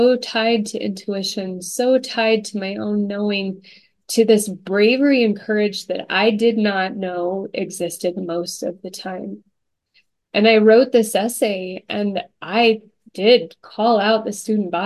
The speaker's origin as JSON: {"language": "English", "town": "Stillwater", "region": "Oklahoma", "country": "United States", "tie": "born or raised there", "said": "I grew up in Stillwater, Oklahoma"}